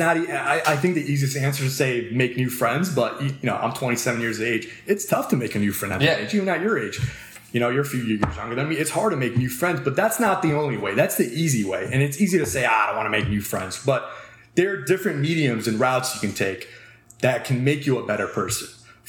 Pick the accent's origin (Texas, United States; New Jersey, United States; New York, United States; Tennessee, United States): New Jersey, United States; Cherry Hill; I'm from Cherry Hill too.